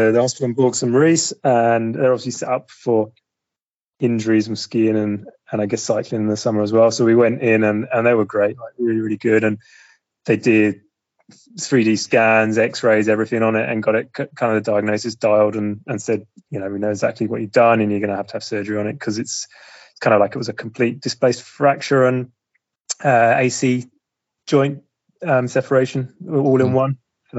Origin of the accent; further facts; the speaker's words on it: East of England, United Kingdom; I'm from Suffolk in the east, so east of England.